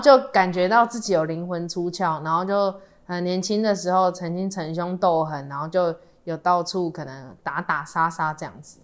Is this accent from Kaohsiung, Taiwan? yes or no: no; Tainan, Taiwan; 因为我们是台南人的关系嘛